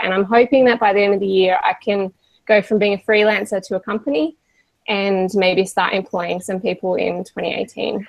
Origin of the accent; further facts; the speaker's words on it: Australia; we are Australian